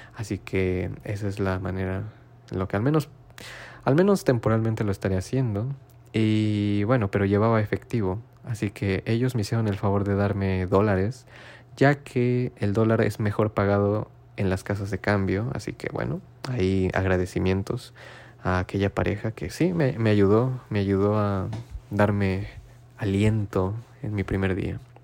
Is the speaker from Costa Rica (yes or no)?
no; Mexico; moved away as an adult; now in Japan; familia mexicana